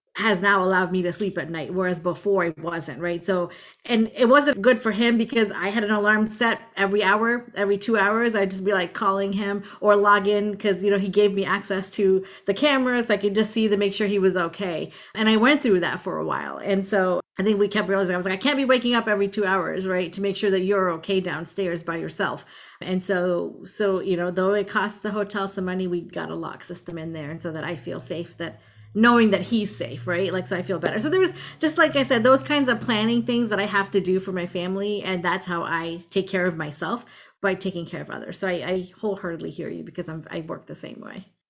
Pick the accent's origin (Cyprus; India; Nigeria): India; also born or lived in Tampa Bay area, Florida, United States; now in United States; where I grew up in India, it's like we're a group of like 26 or 27 villages